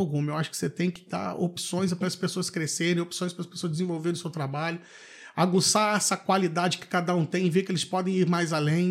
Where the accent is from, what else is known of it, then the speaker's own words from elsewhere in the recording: Valença, Rio de Janeiro, Brazil; also born or lived in Vassouras / Petrópolis; eu sou morador de Barão de Juparanã, nascido e criado